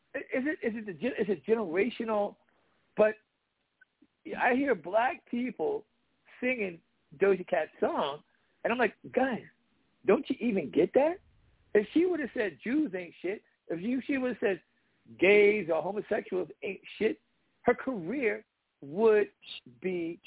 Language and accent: English; Washington, District of Columbia, United States; I grew up in DC when I was thirteen